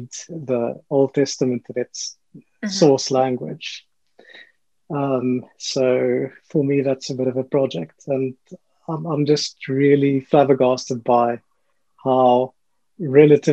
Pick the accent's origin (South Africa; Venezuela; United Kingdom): United Kingdom; England; I'm from England, I know a little bit of German